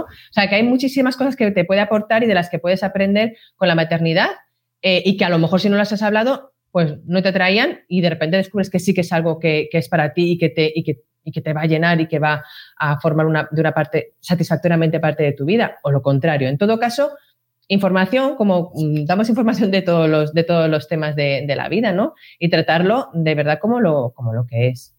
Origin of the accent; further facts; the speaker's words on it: Madrid, Community of Madrid, Spain; yo soy del barrio de la Prosperidad de Madrid